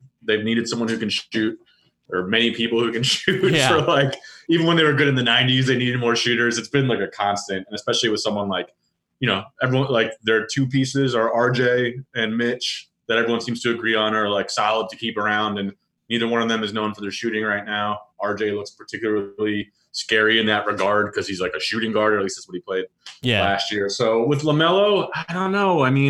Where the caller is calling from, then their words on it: Berkeley, California, United States; I am in my apartment in Berkeley, California.